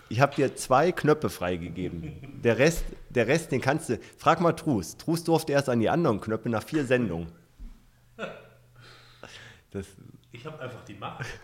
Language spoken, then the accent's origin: German; Hesse, Germany; Nutze ich zum Beispiel mit einem Freund in meiner Heimat in äh, Nordhessen.